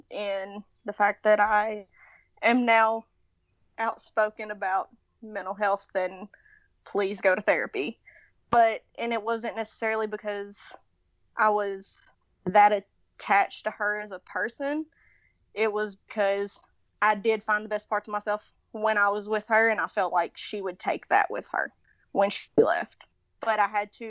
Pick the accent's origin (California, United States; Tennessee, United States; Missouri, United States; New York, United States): Tennessee, United States; accent: Southern; We're from Tennessee.